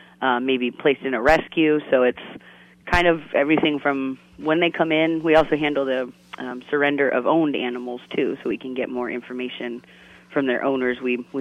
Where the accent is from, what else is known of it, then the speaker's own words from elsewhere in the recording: Northeast Ohio, United States; moved away as an adult; now in Florida, United States; I grew up actually in Northeast Ohio. I moved down here a little bit after college when my sister went to school down here.